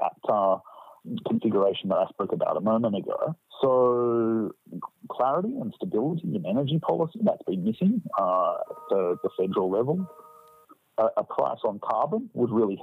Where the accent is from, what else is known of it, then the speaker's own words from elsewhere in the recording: Australia; just being Australian